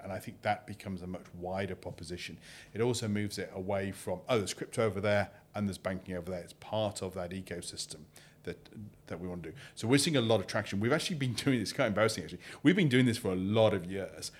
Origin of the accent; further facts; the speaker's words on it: United Kingdom; I'm British.